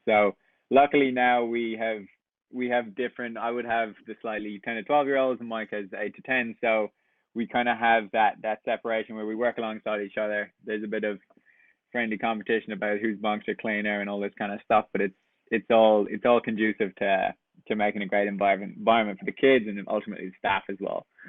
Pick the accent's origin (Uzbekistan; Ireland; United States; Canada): Ireland; west coast of Ireland, west of Ireland; moved away as an adult; I'm also from Ireland, from the west coast